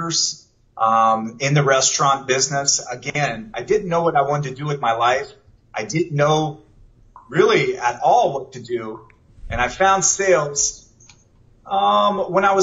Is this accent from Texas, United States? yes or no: no; Canton, Ohio, United States; moved away as an adult; I was born and raised in Canton, Ohio. I lived there until I graduated high school, and then I took off for my adventure through the world